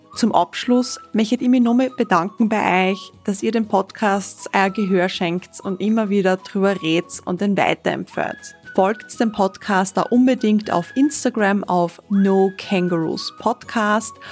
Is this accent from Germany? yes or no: no; Austria